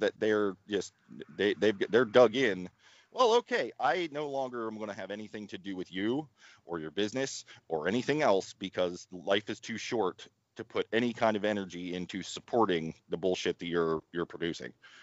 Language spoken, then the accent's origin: English; Ohio Valley, United States; I grew up in the Ohio Valley